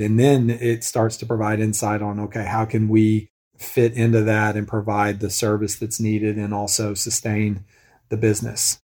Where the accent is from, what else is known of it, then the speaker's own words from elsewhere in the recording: Northwest Arkansas, United States; I grew up in Northwest Arkansas